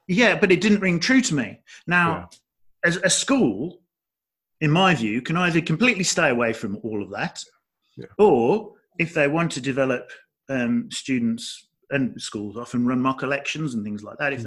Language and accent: English; Dudley, West Midlands, United Kingdom; moved away; I'm from the Midlands, uh, the English Midlands, so I'm from Dudley